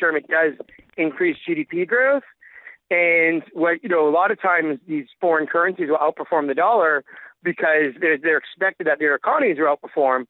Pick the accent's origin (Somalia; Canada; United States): Canada; I'm Canadian.